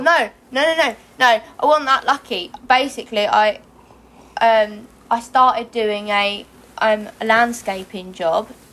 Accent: Hastings, South East England, United Kingdom; I was born in Hastings, but um, I grew up just outside Hastings in the countryside

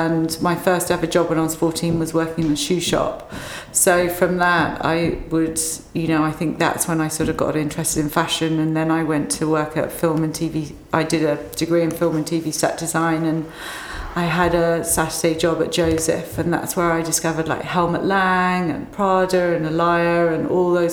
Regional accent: Cambridgeshire, East of England, United Kingdom; I grew up in Cambridgeshire.

